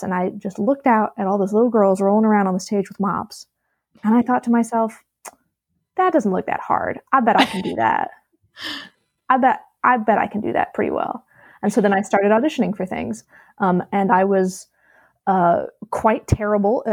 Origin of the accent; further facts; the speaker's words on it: Alabama, United States; moved away; also born or lived in Virginia / Philadelphia; I'm originally from Alabama, but I went to school in Virginia.